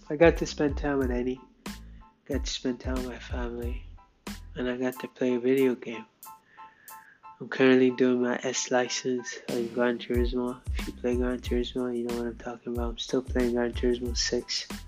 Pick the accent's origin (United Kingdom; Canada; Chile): United Kingdom; England; accent: English; I tell you how my how audible my English accent is.